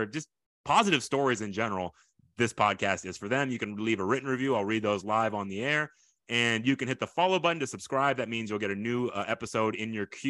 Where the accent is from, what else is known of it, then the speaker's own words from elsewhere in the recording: Houston, Texas, United States; also born or lived in Tokyo, Japan / New Territories, Sugar Land, Texas; I was born in Tokyo, Japan. We lived there for about a year, and then we came to Houston. I grew up in Ailey. First was kind of our first stop, and then into Spring Branch.